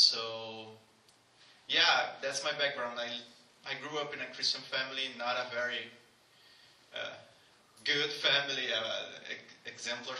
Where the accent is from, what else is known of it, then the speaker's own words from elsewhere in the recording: Brazil; moved away as an adult; now in Canada; my hometown